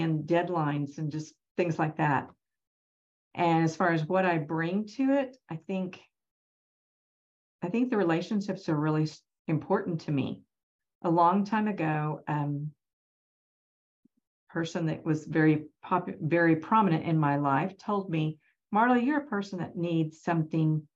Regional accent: Norman, Oklahoma, United States; I'm from Norman, grew up in Norman, graduated from Norman High and University of Oklahoma

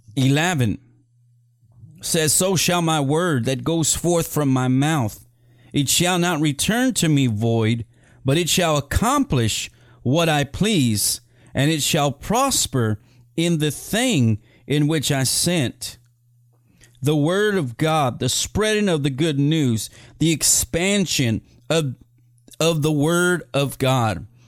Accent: Edinburg, Texas, United States; That's where I'm from. I'm from Edinburgh, Texas

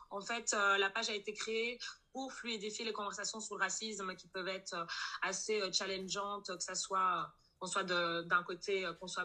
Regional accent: Brussels, Brussels-Capital Region, Belgium; euh, je suis bruxelloise, j'ai 27 ans

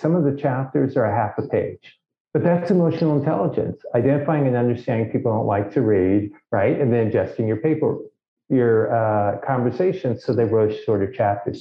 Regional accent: Los Angeles, California, United States; I grew up in Los Angeles.

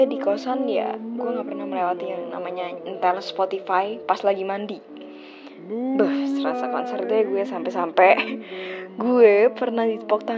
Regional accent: Jakarta, Indonesia; born there; Gue lahir di Jakarta 16 Agustus 2001

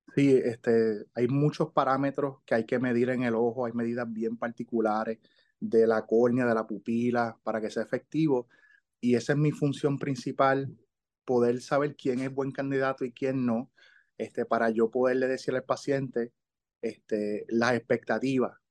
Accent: Ponce, Puerto Rico; moved away as an adult; also born or lived in Miami; yo soy de Ponce.

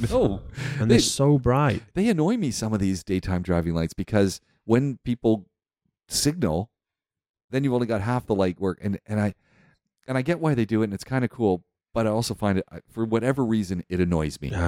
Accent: Canada; As a Canadian, yeah, Canadians

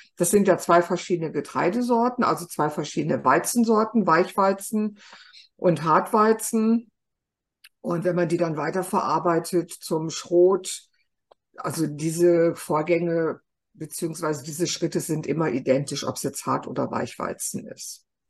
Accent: Germany; Bei uns in Deutschland

